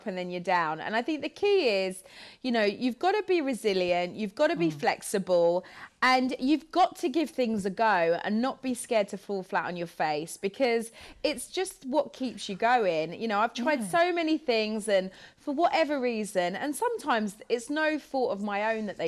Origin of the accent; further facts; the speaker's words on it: United Kingdom; also born or lived in Los Angeles; I'm such a British girl